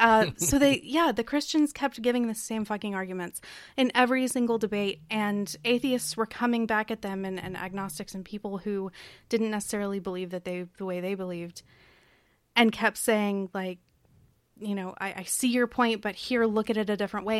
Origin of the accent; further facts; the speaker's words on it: Kentucky, United States; also born or lived in Tennessee; I grew up, or I was born in Tennessee. I grew up in Kentucky